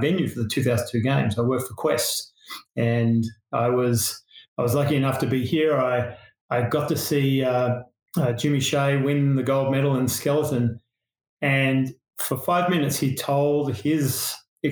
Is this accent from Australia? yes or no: yes; Australia; accent: Australian; moved away as an adult; now in Salt Lake City, United States; I'm Australian, and we try to go back once a year to see family and friends